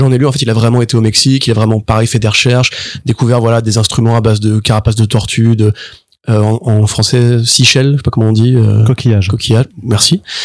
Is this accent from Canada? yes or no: no; France; en tant que Français